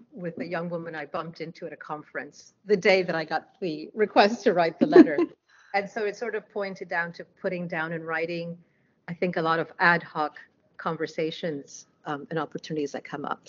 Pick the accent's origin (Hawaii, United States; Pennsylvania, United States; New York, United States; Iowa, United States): New York, United States; as a New Yorker